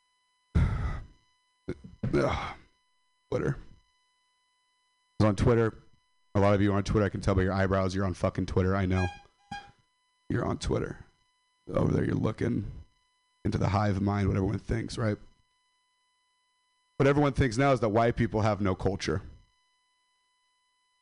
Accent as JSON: {"language": "English", "town": "Stockton", "region": "California", "country": "United States", "said": "I'm from Stockton"}